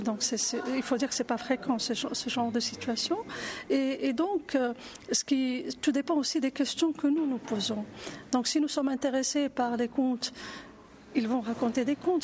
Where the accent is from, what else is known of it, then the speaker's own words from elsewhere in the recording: Morocco; je suis marocaine